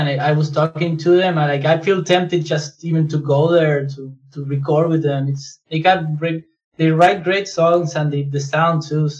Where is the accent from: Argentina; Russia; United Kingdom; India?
Argentina; now in Canada; I'm based in Canada, I'm from Argentina.